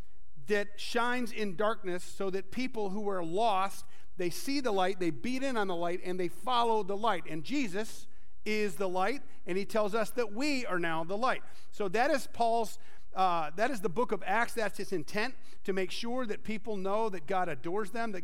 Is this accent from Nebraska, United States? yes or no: no; East Grand Rapids, Michigan, United States; Where I grew up on Lake Drive in East Grand Rapids, we lived in the oldest house in East Grand Rapids